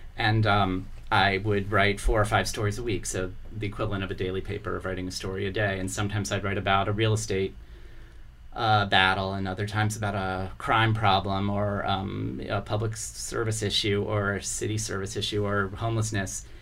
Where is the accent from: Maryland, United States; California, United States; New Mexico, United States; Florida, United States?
Maryland, United States; Columbia; also born or lived in Baltimore, Maryland; I was born in Baltimore, uh, and uh, my entire family's from Baltimore. But I grew up in the suburbs. When I was five, we moved to Columbia, Maryland.